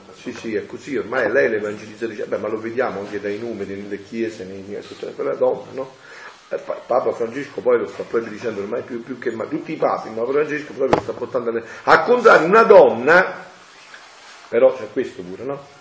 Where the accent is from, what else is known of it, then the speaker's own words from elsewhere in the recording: Naples area, Campania, Italy; al mio paese